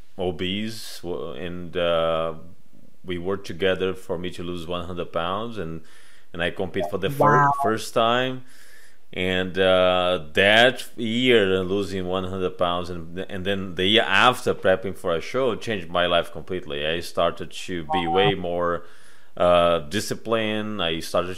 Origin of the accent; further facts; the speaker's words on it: Brazil; now in United States; I'm originally from Brazil. Growing up in Brazil